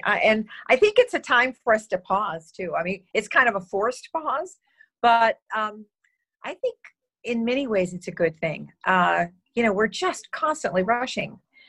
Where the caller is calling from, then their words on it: Pismo Beach, California, United States; I'm in Pismo Beach, California. It's about 10 miles from San Luis Obispo and about, I'd say about maybe 1,500 feet from the beach.